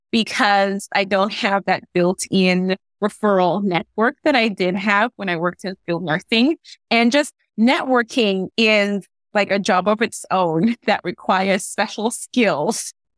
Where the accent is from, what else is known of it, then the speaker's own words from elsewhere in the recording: Trinidad & Tobago; now in Gaithersburg, United States; If you hear a little bit of an accent, it because I'm originally from Trinidad and Tobago